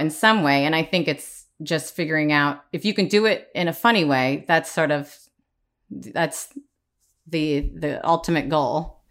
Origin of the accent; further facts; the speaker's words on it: Midwest, United States; growing up in the Midwest